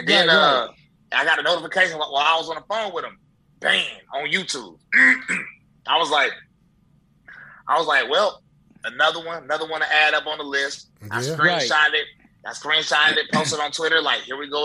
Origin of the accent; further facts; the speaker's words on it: High Point, North Carolina, United States; now in Tennessee, United States; born and raised in High Point, North Carolina. I moved to Tennessee, though.